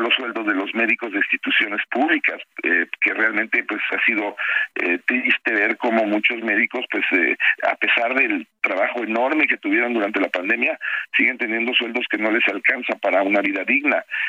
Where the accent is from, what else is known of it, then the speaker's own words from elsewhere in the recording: Mexico; soy mexicano y quiero a mi país